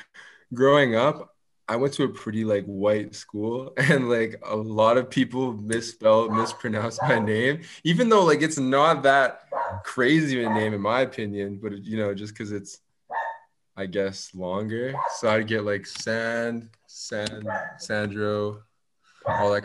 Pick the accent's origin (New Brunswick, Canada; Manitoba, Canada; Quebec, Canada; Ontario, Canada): Manitoba, Canada; Winnipeg; also born or lived in Italy; born and raised in Winnipeg, Manitoba